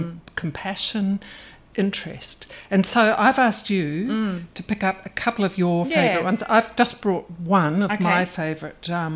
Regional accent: New Zealand; about growing up in New Zealand in the 60s.

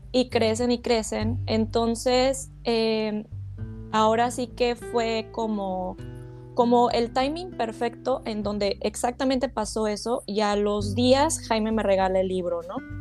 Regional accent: Mexico; moved away as an adult; also born or lived in United States; yo nací en México, no tenía yo documentos eh, legales en Estados Unidos

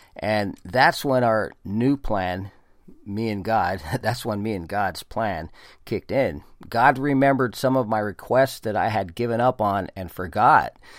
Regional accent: California, United States; also born or lived in Oregon / Virginia; my home state of California

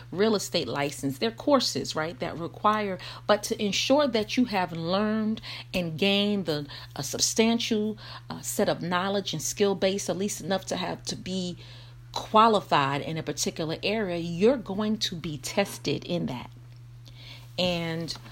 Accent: Brooklyn, New York, United States; I'm from Brooklyn

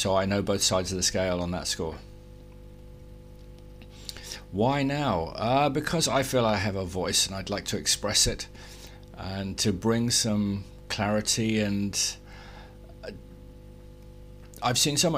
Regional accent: England, United Kingdom; I was born in England, not Great Britain, not Britain, not the UK, but in England. I was brought up there

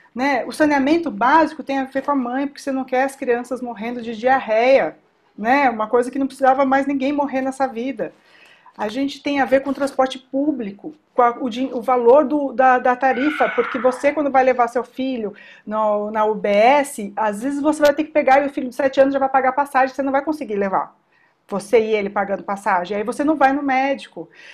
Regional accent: São Paulo, Brazil; todos nós somos aqui de São Paulo

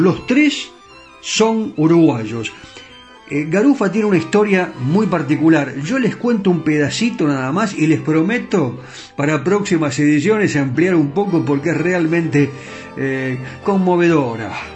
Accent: Argentina; como argentino

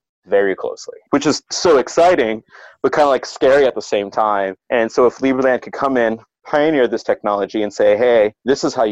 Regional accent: Ohio, United States; I'm from Ohio

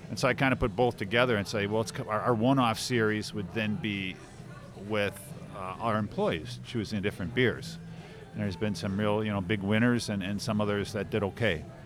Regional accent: Brown Deer, Wisconsin, United States; my brother and myself, we grew up in Brown Deer, uh, Wisconsin

